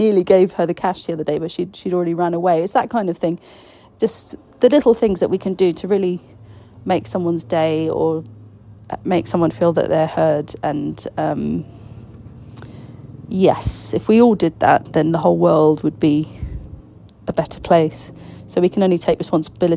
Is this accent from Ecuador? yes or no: no; Palestine; I was Palestinian